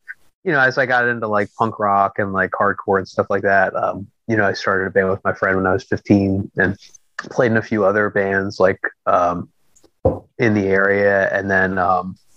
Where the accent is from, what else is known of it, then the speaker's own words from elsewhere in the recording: Philadelphia, Pennsylvania, United States; also born or lived in Lansdale, Pennsylvania; I grew up in the city and moved out to Lansdale, Pennsylvania, which is like kind of like about 40 minutes like northwest-ish of sure, Philadelphia.